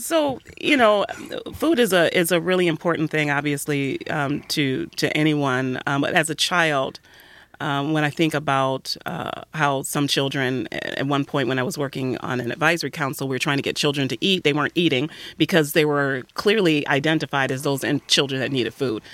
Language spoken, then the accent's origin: English; Detroit, Michigan, United States; I'm also a native Detroiter, and, uh, grew up right on the west side of Detroit